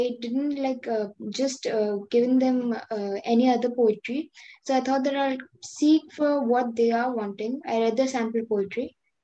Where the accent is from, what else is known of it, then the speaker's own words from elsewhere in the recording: Delhi, India; I'm from India, Delhi